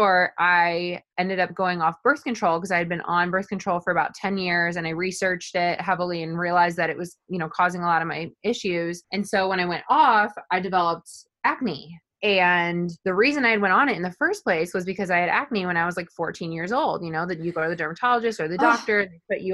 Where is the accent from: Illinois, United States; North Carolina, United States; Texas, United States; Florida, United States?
Illinois, United States; Oregon; moved away as an adult; now in St. Louis, United States; I am originally from Northern Illinois. I grew up on a farm in a really small town called Oregon, Illinois.